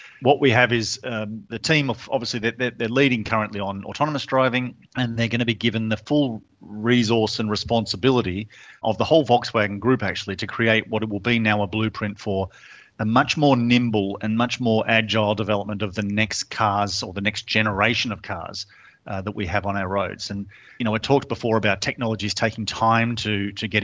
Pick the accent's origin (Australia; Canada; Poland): Australia; moved away; you can tell from my funny accent, I'm from Australia